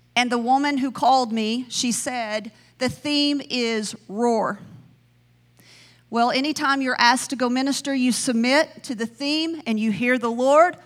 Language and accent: English; the South, Southern United States, United States; accent: Southern; I sound Southern.